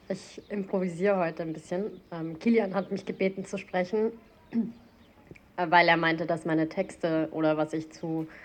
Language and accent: German; Germany; Ich bin in Deutschland geboren und aufgewachsen und ich dachte auch ganz lange, dass ich Deutsche bin.